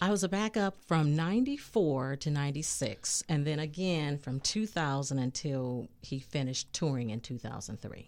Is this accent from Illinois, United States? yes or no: no; Los Angeles, California, United States; I grew up in Los Angeles, L